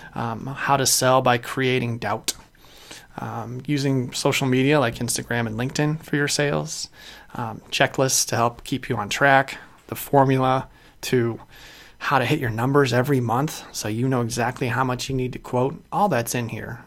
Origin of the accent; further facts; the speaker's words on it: Chicago, Illinois, United States; moved away as an adult; also born or lived in Kalamazoo, Michigan; I'm from Chicago originally